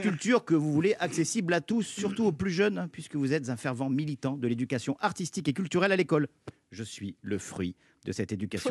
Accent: Cannes, Provence-Alpes-Côte d'Azur, France; je suis de Cannes

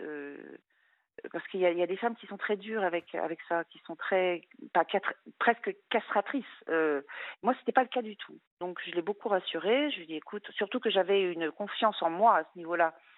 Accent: France; moved away as an adult; also born or lived in Luxembourg; je voulais rentrer en France

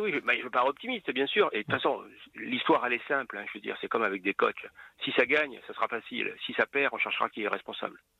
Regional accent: Toulon, Provence-Alpes-Côte d'Azur, France; also born or lived in Ollioules; je suis né à Toulon, enfin, à Olioul, hein, donc j'y ai vécu trois jours

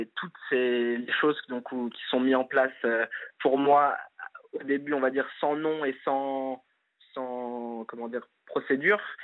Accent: Nantes, Pays de la Loire, France; j'ai grandi à Nantes

